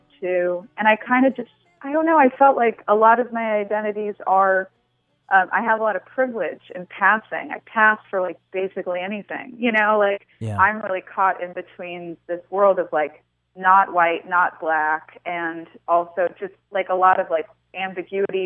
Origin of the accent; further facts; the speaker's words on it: New York City, New York, United States; also born or lived in New Orleans; now in Nashville, United States; my childhood in New York City